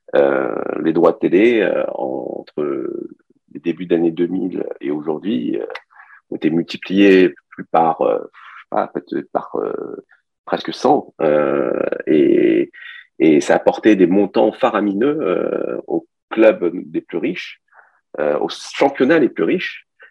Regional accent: Paris, Île-de-France, France; moved away as an adult; also born or lived in China / Montpellier / Canada; now in Nice, France; j'ai grandi à Paris. Moi, je, je suis, euh, suis d'origine chinoise. Je, suis arrivé en France, j'avais 6 ans. J'ai grandi à Paris

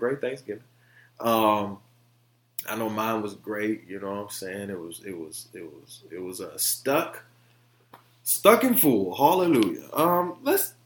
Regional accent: Detroit, Michigan, United States; I'm from Detroit.

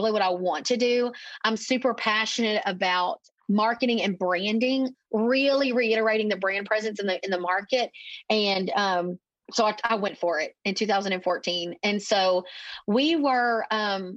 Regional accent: East Texas, United States; So I'm a little East Texas town here, if you couldn't tell by my accent, but basically I grew up in this business

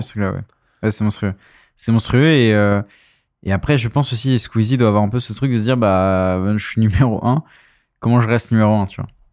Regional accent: France; on est français

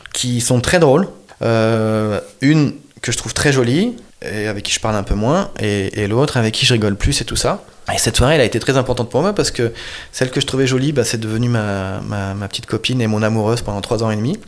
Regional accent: Marseille, Provence-Alpes-Côte d'Azur, France; j'ai grandi dans une cité HLM très populaire de, Marseille, du centre de Marseille

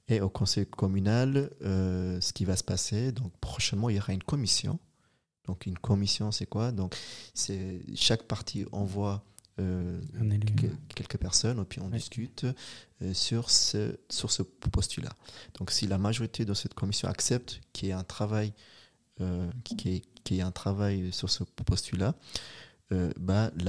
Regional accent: Switzerland; c'est une richesse et on a notre place et on est suisse, on est ici, on est présent

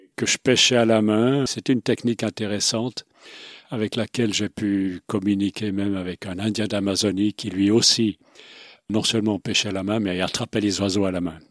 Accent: Romandy, Switzerland; first language Swiss German; de parents suisse allemands, mais j'ai grandi en Suisse romande, donc j'ai grandi avec deux cultures

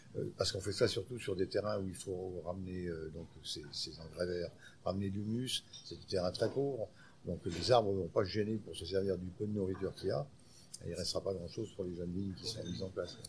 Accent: France; Chez nous, en France

